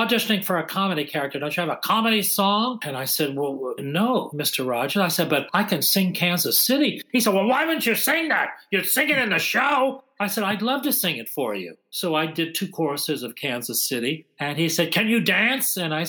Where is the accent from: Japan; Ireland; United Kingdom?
Ireland; And I said, well, that's interesting because actually I'm Irish and I certainly can do the accents, but I also sing and dance.